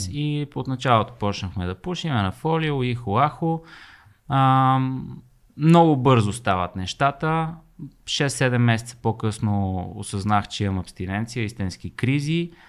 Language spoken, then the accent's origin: Bulgarian; Sofia, Sofia City, Bulgaria; в която {S3} израснах, в квартала, в Красна поляна, Люлин, учих в Люлин